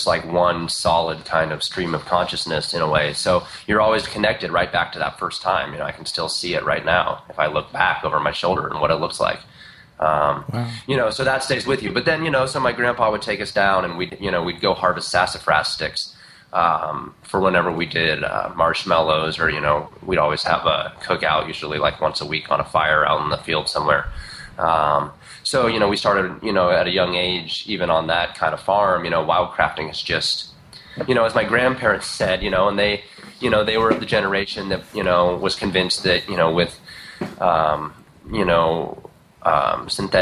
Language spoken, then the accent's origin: English; Indiana, United States; now in Eugene, United States; I was born back in Indiana. And around there's not much but just a lot of fields. And so, you know, I grew up kind of in the middle of just a bunch of cornfields